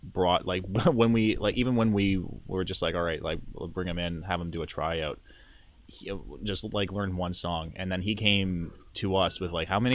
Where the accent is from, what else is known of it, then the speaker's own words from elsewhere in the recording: Milton, Ontario, Canada; we're from Milton